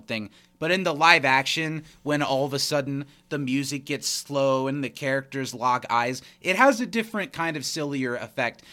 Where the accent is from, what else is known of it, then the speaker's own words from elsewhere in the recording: United States; we're both American